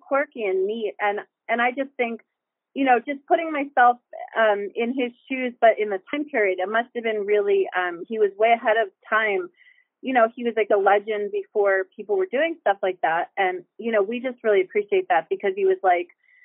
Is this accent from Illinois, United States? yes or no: no; Bristol, Pennsylvania, United States; I actually grew up on the Delaware in Bristol, Pennsylvania